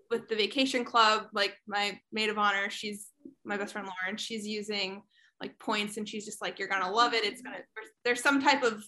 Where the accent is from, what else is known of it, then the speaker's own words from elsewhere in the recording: near Jim Thorpe, Pennsylvania, United States; moved away; Jim Thorpe, PA, which is like literally right next to my hometown